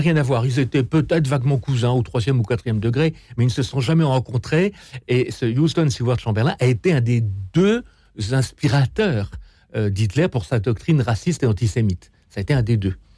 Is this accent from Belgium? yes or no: no; France; nous, en tant que Français